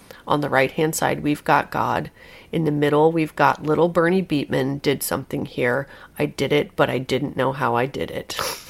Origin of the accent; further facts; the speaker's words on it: England, United Kingdom; If I'm with a stranger, I don't try to find a connection with them because I'm English.